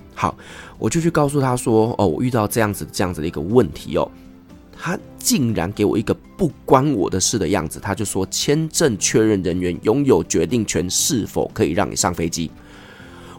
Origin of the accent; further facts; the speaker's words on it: Taiwan; I'm Taiwanese， 我是台湾人。 ，我有台湾的护照， 我有台湾的I D